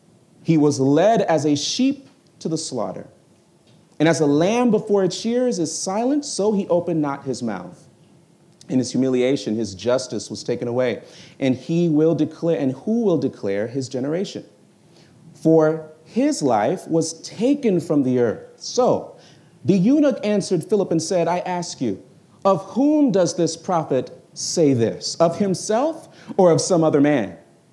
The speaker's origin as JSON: {"language": "English", "region": "New York", "country": "United States", "tie": "born there", "said": "I am from Jamaican descent, though I was born in New York."}